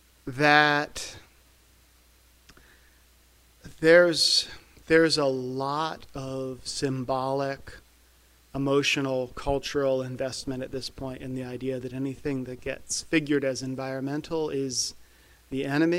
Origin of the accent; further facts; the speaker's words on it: West Virginia, United States; I grew up in West Virginia